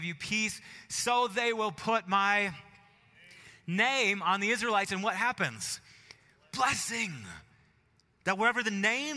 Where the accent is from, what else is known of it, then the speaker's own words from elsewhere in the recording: Marshfield, Wisconsin, United States; moved away; I was home, my hometown, Marshfield, Wisconsin